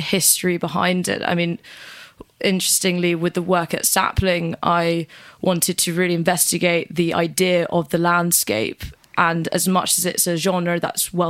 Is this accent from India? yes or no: no; Norwich, East of England, United Kingdom; I was born in Norwich Hospital